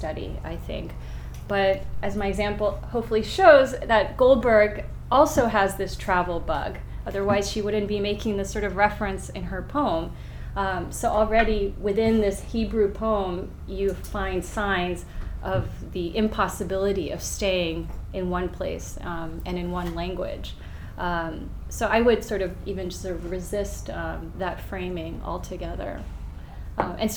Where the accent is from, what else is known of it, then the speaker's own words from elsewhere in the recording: United States; As an American